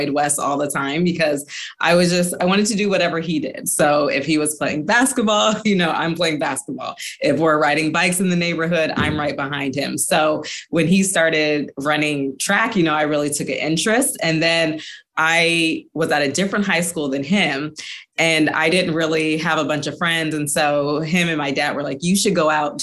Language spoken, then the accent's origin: English; Los Angeles, California, United States; my hometown